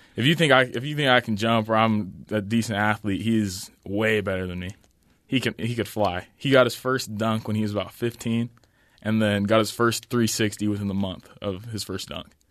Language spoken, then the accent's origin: English; Orem, Utah, United States; also born or lived in Logan, Utah / Mukilteo, Washington; I was born in Logan, Utah.